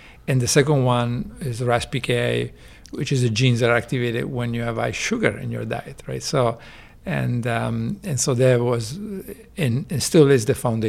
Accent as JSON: {"language": "English", "town": "Genoa", "region": "Liguria", "country": "Italy", "tie": "born or raised there", "also_born_or_lived": "Chicago / Texas", "moved": "yes", "lives_now": "United States", "said": "In Genova, Italy, on the coast near France."}